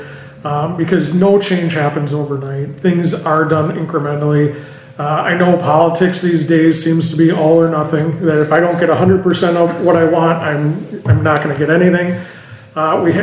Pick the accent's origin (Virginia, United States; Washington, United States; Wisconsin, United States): Wisconsin, United States; Milwaukee; I grew up in the Milwaukee area. And so I spent, you know, 20 years of my life down there growing up.